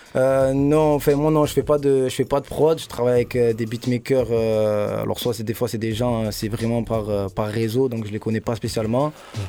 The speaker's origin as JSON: {"language": "French", "town": "Marseille", "region": "Provence-Alpes-Côte d'Azur", "country": "France", "tie": "born or raised there", "said": "J'ai grandi dans le, dans le 15 aux Égalades"}